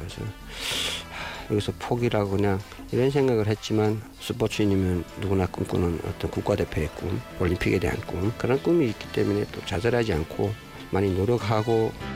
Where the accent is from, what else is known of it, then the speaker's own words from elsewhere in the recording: North Korea; moved away as an adult; now in South Korea; 공산국가에서 태어났지만